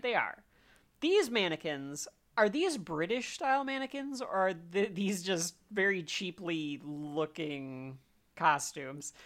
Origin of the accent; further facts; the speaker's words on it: United States; I'm also an American